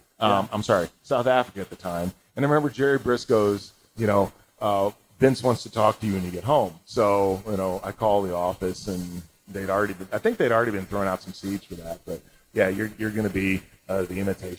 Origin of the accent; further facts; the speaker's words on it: Spain; born there; I took some Spanish courses in high school and college. I can't speak a lick of Spanish. It's awful. Yeah. I was born in Spain.